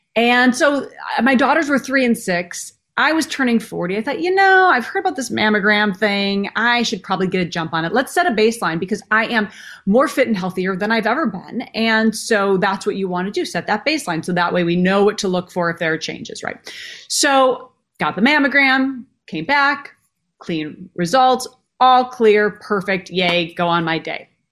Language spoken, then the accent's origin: English; Minneapolis, Minnesota, United States; growing up in Minneapolis. So I literally grew up backstage